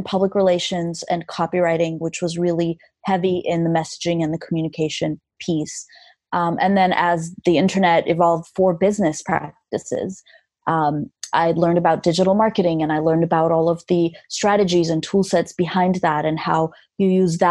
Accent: Armenia; English is a second language; I learned English by listening to … records. I still have the record that my parents smuggled into Armenia in the 80s because you couldn't just openly buy a lot of things in Armenia at that time.

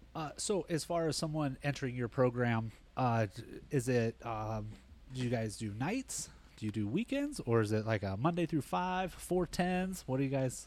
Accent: Bullhead City, Arizona, United States; moved away; also born or lived in Las Vegas; I grew up in Bullhead City

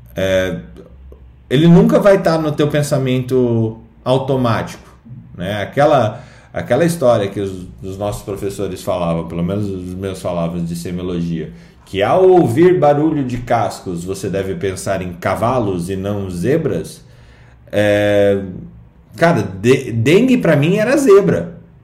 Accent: Curitiba, Paraná, Brazil; also born or lived in Londrina; eu sou curitibano

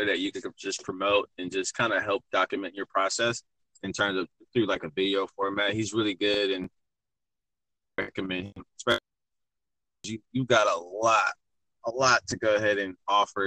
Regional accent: Michigan, United States; moved away as an adult; also born or lived in Phoenix, Arizona; I'm originally from Michigan, but I'm in love with Arizona

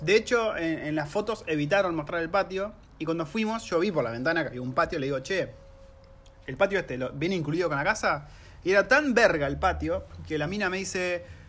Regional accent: Argentina; moved away as an adult; also born or lived in New Zealand; now in Wellington, New Zealand; somos una familia argentina

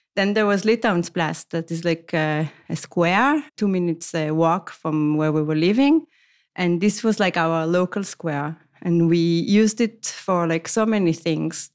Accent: Israel; moved away as an adult; also born or lived in Tel Aviv, Israel / Amsterdam, Netherlands; now in Copenhagen, Denmark; originally I come from Israel

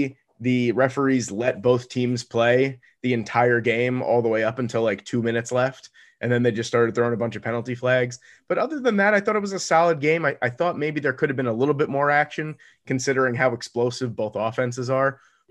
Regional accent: New York, United States; But me being a New Yorker, we like stereotypically don't really like Los Angeles.

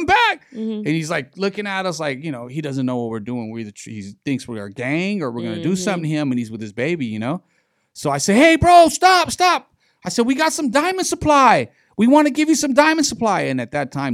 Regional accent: Long Beach, California, United States; in the city of Long Beach, in my hometown, my park, MacArthur Park

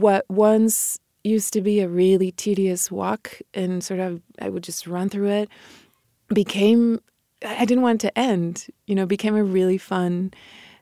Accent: Mexico; born or raised there; first language Spanish; English is a second language; moved away

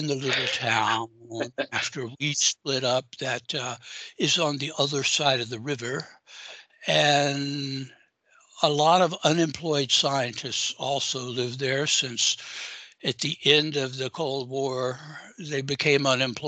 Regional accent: Augusta, Georgia, United States; moved away; nothing other than the famous golf tournament ever happens in my hometown

